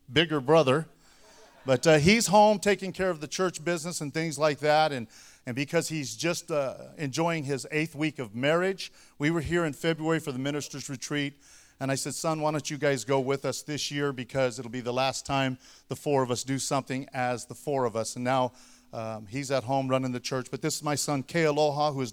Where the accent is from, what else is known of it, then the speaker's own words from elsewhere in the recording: Shafter, California, United States; moved away as an adult; also born or lived in Kingsburg, California / Fowler, California; now in Dinuba, United States; I'm from Shafter, California, graduated